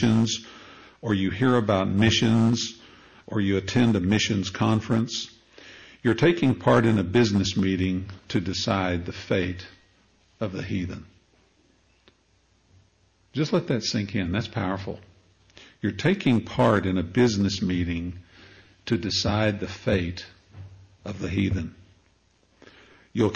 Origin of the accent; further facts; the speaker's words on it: Amarillo, Texas, United States; I'm from Amarillo, Texas. My wife and I met there.